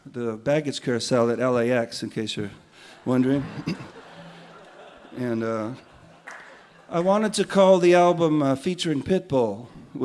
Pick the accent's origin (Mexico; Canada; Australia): Canada; I'm Canadian